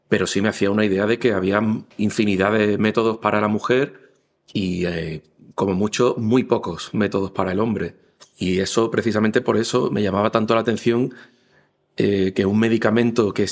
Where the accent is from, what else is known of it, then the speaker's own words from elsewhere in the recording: Málaga, Andalusia, Spain; tengo 42 años, soy de Málaga